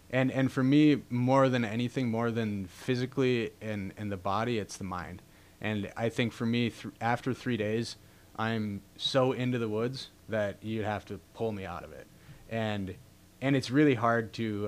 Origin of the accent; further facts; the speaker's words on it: Duluth, Minnesota, United States; also born or lived in Ely, Minnesota; family being, you know, born and raised in Ely, and just being in Duluth. I had spent a lot of time as a young kid in the woods and up in the boundary waters